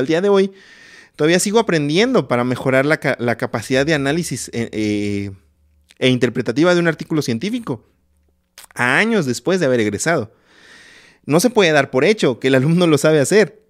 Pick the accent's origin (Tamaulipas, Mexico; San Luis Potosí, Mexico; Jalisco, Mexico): San Luis Potosí, Mexico; Ciudad Valles; moved away as an adult; now in Mexico City, Mexico; en el lugar donde yo nací, en Ciudad Valle, San Luis Potosí